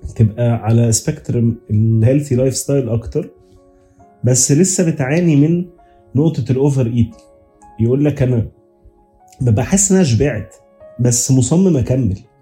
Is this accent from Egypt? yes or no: yes; Egypt; عندنا كمصريين